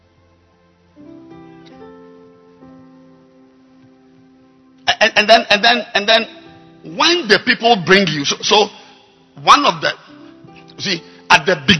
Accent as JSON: {"language": "English", "country": "Ghana", "said": "as a Ghanaian"}